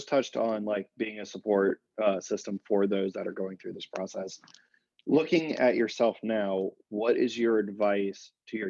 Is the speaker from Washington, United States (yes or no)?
no; Richmond, Virginia, United States; now in Boston, United States; I'm new to the area. I just moved up in the end of November, but I come from Richmond, Virginia, where I didn't really know this existed.